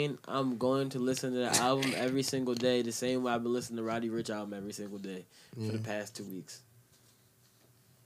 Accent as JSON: {"language": "English", "country": "Jamaica", "said": "I'm Jamaican"}